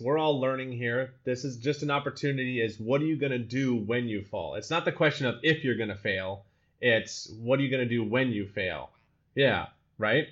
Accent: Utah, United States; first language English; moved away as an adult; also born or lived in Colorado; now in Amsterdam, Netherlands; I grew up in Utah, best snow on the earth

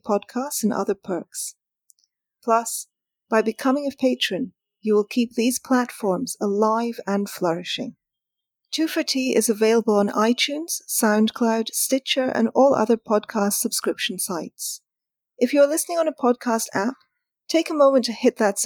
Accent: United Kingdom; being British

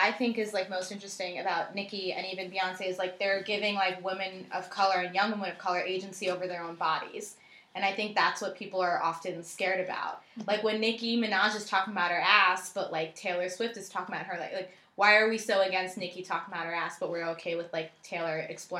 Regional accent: India; I'm like, it doesn't matter. Like, I'm like, I'm Indian.

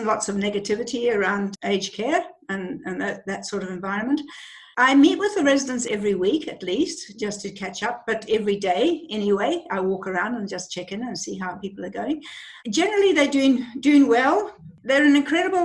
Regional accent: Zimbabwe; moved away as an adult; now in Australia; I grew up in Zimbabwe. In Rhodesia at the time, through the Civil War

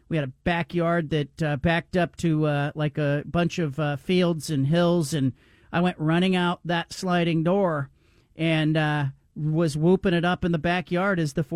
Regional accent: Bay Area, California, United States; when I was a kid growing up in the Bay Area

